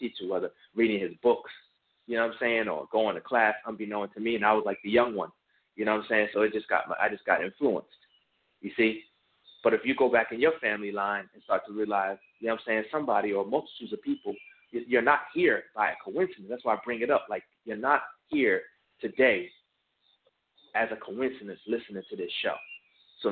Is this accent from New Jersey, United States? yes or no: yes; New Brunswick, New Jersey, United States; when I was younger from New Brunswick, New Jersey